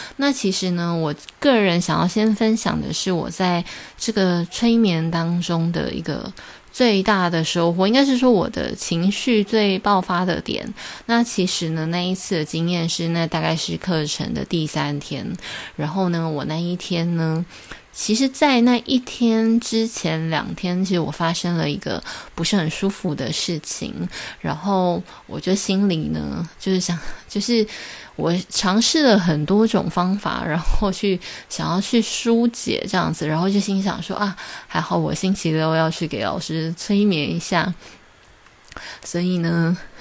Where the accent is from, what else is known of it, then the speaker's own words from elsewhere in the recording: Taiwan; 对于我一个台湾人来讲